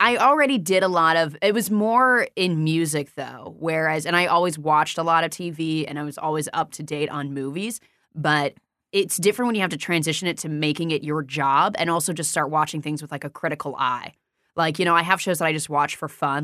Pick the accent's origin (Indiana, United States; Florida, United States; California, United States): Indiana, United States; moved away as an adult; also born or lived in New York City; now in Los Angeles, United States; I grew up in Indiana